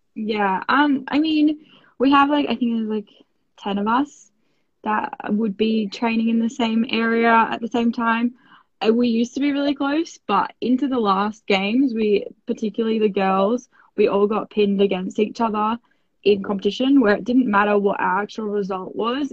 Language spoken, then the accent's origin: English; Australia; I am an Australian Winter Olympian.